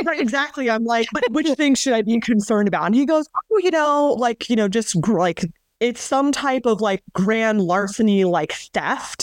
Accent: New Mexico, United States; moved away; I grew up in New Mexico

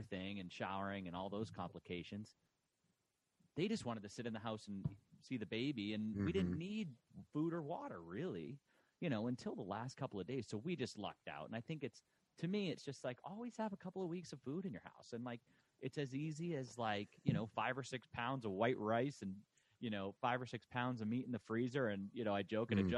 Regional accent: Boston, Massachusetts, United States; moved away as an adult; now in Texas, United States; growing up in Boston

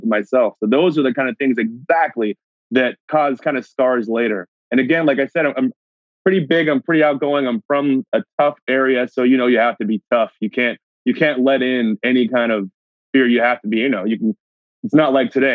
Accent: United States; moved away as an adult; now in Canada; I'm originally from the States

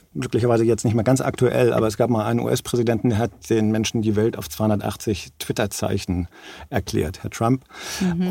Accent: Germany; bei uns in Deutschland

